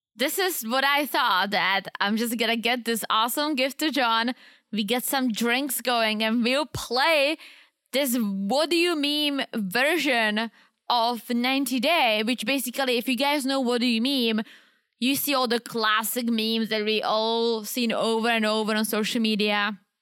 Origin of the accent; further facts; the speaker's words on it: Czechia; moved away; I grew up in the Czech Republic